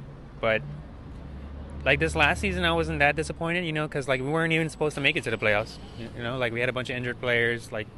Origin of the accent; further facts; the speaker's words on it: Los Angeles, California, United States; right here from East LA.